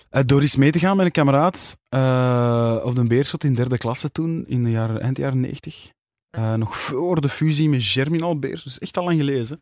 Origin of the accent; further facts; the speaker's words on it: Kontich, Flanders, Belgium; Het is ook mijn heimat, hè. dus ja, daar ben ik ook opgegroeid